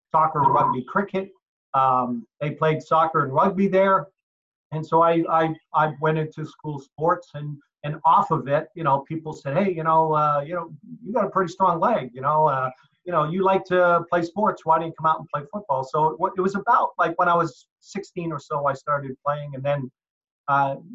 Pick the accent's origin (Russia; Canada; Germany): Canada; Halifax, Nova Scotia; born there; So uh, I uh, originally was born Canadian. I was born in Halifax, Nova Scotia.